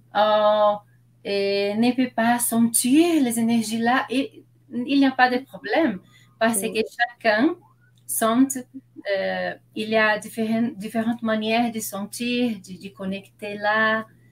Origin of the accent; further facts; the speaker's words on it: Brazil; French is a second language; je suis brésilienne. Euh, je parle portugais